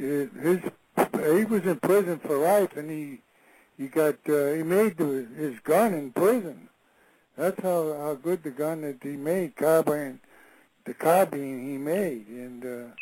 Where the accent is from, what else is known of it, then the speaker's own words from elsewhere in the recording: Springfield, Massachusetts, United States; I was born in Springfield, Massachusetts in 1927, March 12th. And I grew up in that city